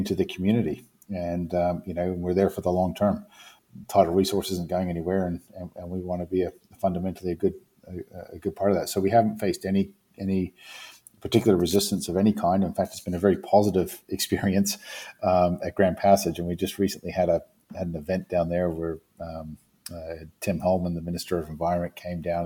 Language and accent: English; New Zealand; moved away